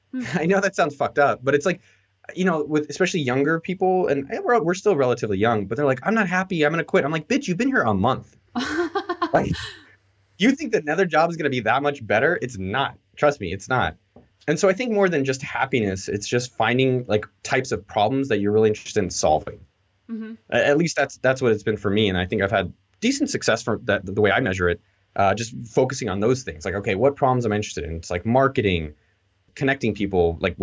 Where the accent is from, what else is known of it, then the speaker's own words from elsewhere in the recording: Silicon Valley, California, United States; I grew up in Silicon Valley